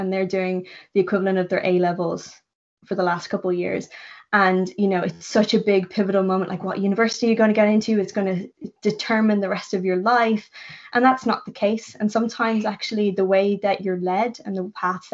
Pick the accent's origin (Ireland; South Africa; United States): Ireland; moved away as an adult; now in London, United Kingdom; I'm Irish.